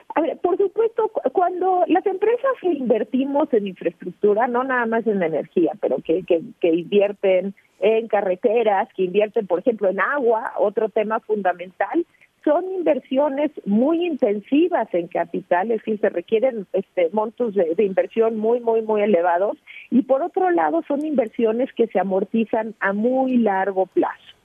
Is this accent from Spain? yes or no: no; Mexico; yo soy mexicana